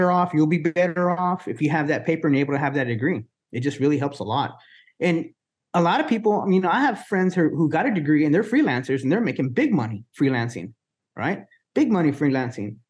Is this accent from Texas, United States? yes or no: yes; Wichita Falls, Texas, United States; also born or lived in Dallas, Texas; now in Corpus Christi, United States; Wichita Falls, Texas, where I was born in my hometown